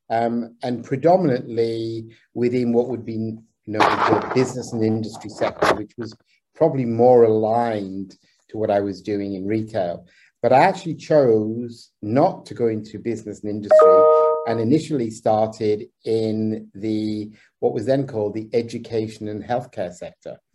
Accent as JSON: {"language": "English", "region": "Abu Dhabi", "country": "United Arab Emirates", "tie": "born or raised there", "said": "I was brought up actually in the Middle East, so uh, I was actually uh, as a child I was in Abu Dhabi"}